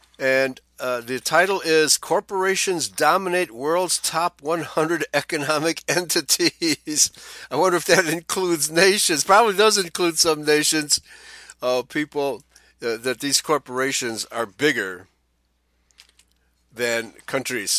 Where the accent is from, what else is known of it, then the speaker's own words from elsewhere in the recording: Chicago, Illinois, United States; When I was growing up in Chicago in the 1960s